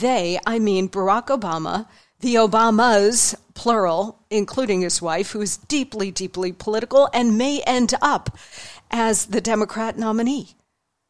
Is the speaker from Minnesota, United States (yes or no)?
no; New York, United States; I'm a New Yorker, and I do politics for a living